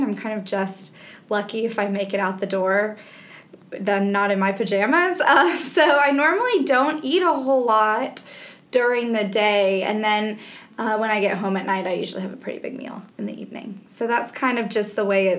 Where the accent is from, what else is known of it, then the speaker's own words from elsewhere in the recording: Evanston, Illinois, United States; now in Birmingham, United States; I grew up in Evanston, which is just outside of Chicago